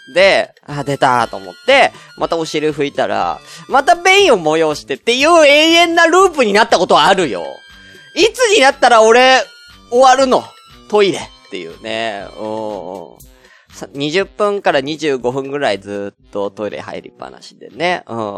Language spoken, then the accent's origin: Japanese; Tokyo, Japan; moved away as an adult; 東京出身